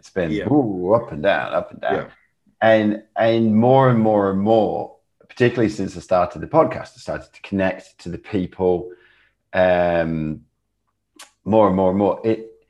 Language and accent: English; England, United Kingdom; now in Australia; so I've lived here for 10 years. I came from England.